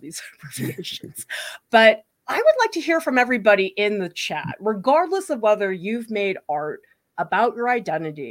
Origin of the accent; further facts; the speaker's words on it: Massachusetts, United States; the town that I grew up in was in Massachusetts